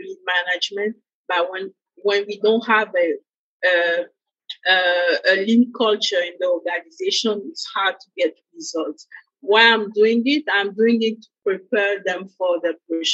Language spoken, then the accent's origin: English; Côte d’Ivoire; moved away; also born or lived in Senegal; I'm originally from West Africa, Côte d'Ivoire, and in Ivory Coast, the culture is the way good humor is something normal.